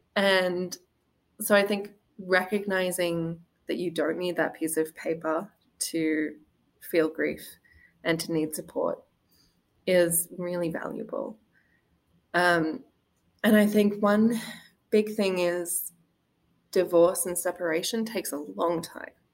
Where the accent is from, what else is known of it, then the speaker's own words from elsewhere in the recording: Australia; moved away as an adult; also born or lived in Wisconsin; now in Green Bay, United States; the dynamic of marriage that I'd been brought up with in Australia